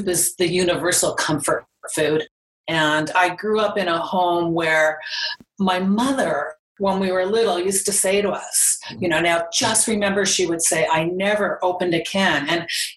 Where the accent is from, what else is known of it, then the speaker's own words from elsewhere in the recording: Calgary, Alberta, Canada; I'm from Calgary. I'm born and raised in Calgary